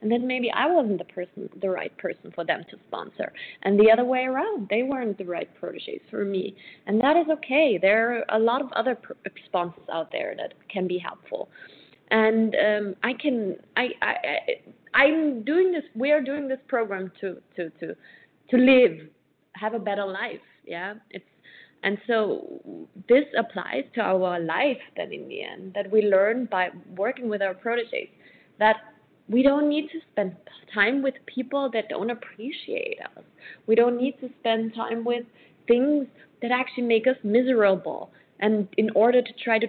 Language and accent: English; Austria; I am from Austria